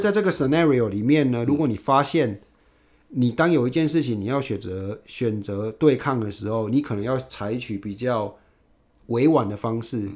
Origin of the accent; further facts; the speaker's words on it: Yunlin County, Taiwan; moved away as an adult; also born or lived in Taipei; 我们云林那边